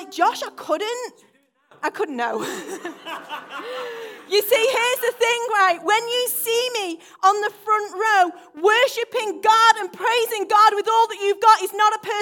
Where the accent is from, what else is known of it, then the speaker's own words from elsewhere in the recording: United Kingdom; I'm very British